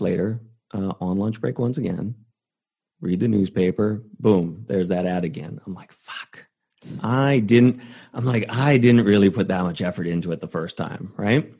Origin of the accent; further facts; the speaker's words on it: Canada; moved away; I was originally going to school in Vancouver because I'm from Canada originally.